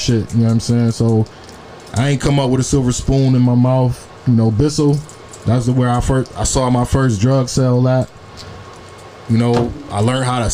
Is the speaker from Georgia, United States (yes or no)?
no; Buffalo, New York, United States; we coming straight out of Buffalo